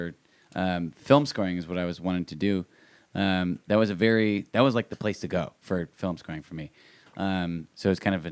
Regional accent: Forestville, California, United States; moved away as an adult; also born or lived in Boston; I'm actually from Forestville, which is like an hour and a half north of San Francisco

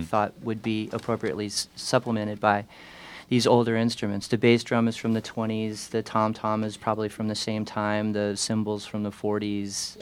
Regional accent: Louisville, Kentucky, United States; moved away as an adult; also born or lived in Venice Beach, California; now in Los Angeles, United States; I was born and raised in Louisville, Kentucky.

